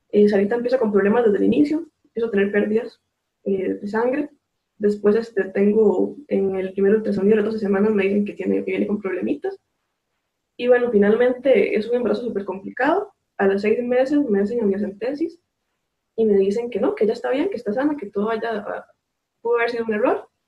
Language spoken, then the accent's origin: Spanish; San Carlos, Alajuela, Costa Rica; soy de San Carlos, Costa Rica.